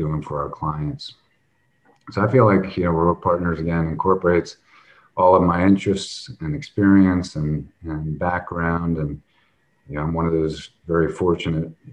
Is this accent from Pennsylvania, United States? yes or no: yes; Lancaster, Pennsylvania, United States; now in San Diego, United States; I was born and raised in Lancaster, Pennsylvania, a small town, and now reside in San Diego.